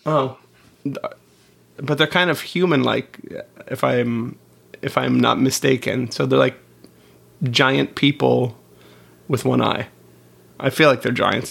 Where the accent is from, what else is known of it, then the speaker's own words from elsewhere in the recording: Melbourne, Florida, United States; we're from Melbourne, where you can see the rockets